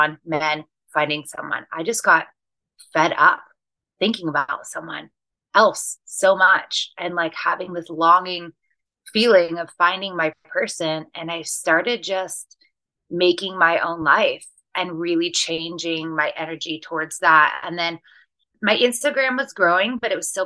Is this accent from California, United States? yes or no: no; Seattle, Washington, United States; moved away as an adult; I ended up leaving Seattle, where I'm from